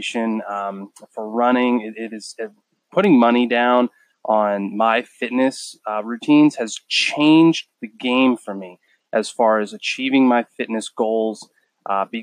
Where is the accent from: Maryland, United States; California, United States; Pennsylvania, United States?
Pennsylvania, United States; Erie; now in Charleston, United States; I am from Erie, Pennsylvania.